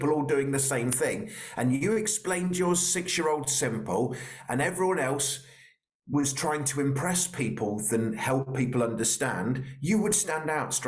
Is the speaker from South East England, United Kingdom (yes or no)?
yes; Royal Berkshire, South East England, United Kingdom; I'm from Royal Berkshire, so I'm a little bit posh